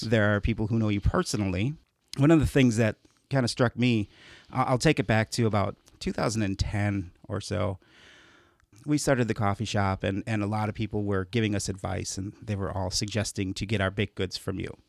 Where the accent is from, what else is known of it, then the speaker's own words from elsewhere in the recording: Chicago, Illinois, United States; moved away; growing up in Chicago